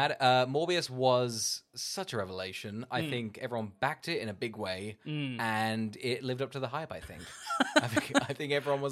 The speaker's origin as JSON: {"language": "English", "country": "Australia", "said": "It's just the luck of being Australian, huh?"}